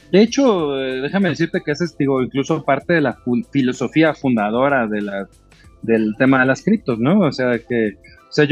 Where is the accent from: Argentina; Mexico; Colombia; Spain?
Mexico; soy mexicano, pero a lo mejor mi wallet está en Singapur.